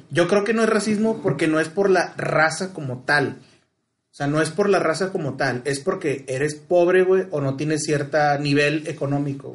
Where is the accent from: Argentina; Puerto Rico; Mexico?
Mexico; el mexicano, por su cultura, güey, sí tiramos carro, güey, pero no segregamos